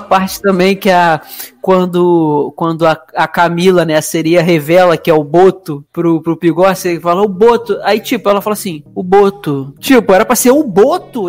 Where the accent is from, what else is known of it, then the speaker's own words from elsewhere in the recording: Rio de Janeiro, Brazil; que sou carioca